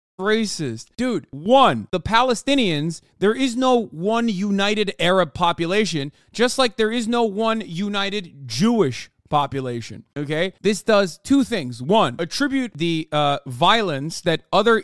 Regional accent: Turkey; me being Turkish, growing up in Turkey

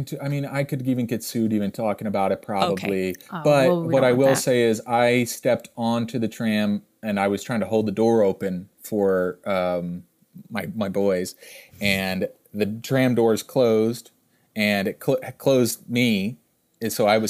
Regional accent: Pennsylvania, United States; people started saying …, because Gainesville, we're from Pennsylvania

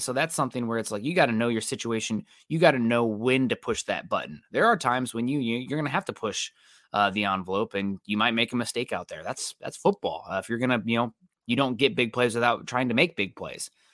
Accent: Midwest, United States; growing up in the Midwest as a St. Louis Cardinals fan

